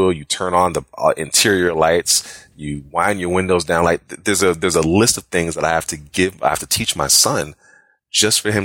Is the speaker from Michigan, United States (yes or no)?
no; Chicago, Illinois, United States; now in Jacksonville, United States; I'm from Chicago originally, currently living in Jacksonville, Florida.